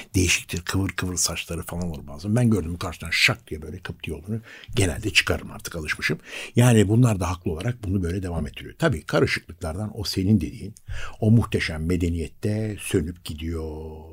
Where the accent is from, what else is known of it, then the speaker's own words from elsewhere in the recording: Istanbul, Turkey; also born or lived in Yeşilköy; ben bir Bakırköylüyüm doğma büyüme